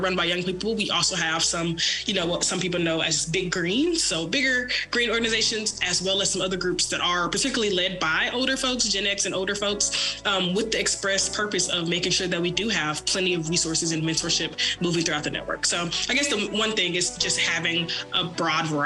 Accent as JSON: {"language": "English", "town": "Memphis", "region": "Tennessee", "country": "United States", "tie": "born or raised there", "moved": "as an adult", "lives_now": "Dallas, United States", "said": "I was born and raised in Memphis, so I am a Southerner through and through, but am currently based in Dallas, Texas"}